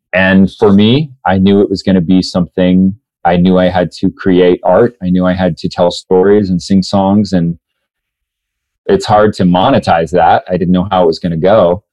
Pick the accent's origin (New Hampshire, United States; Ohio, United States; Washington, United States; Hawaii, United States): Washington, United States; Newport; also born or lived in Spokane, Washington / Oldtown, Idaho; I was born in Spokane, Washington, and then uh, grew up in this little town called Newport, Washington, Old Town, Idaho